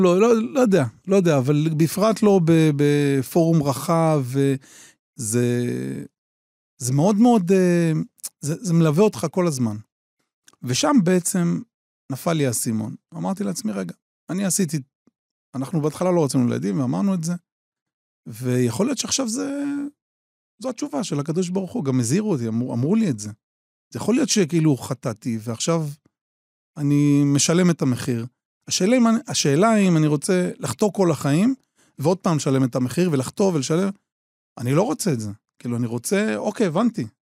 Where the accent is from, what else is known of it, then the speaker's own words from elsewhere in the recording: Kiryat Shmona, Northern District, Israel; אני גר בקריית שמונה, נולדתי בקריית שמונה